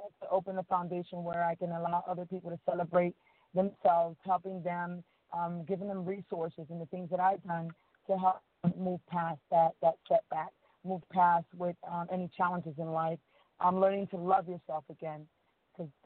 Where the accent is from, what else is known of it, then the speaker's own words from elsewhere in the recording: Miami, Florida, United States; moved away as an adult; also born or lived in Dominican Republic; now in Georgia, United States; I'm from Dominican Republic. I was raised in Miami. And moved to Georgia in 2003